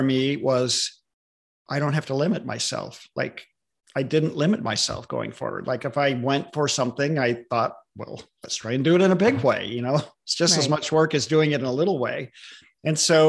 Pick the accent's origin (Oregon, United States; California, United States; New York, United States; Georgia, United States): California, United States; Southern; also born or lived in Stockton, California / Long Beach, California; now in Redmond, United States; I grew up in Southern California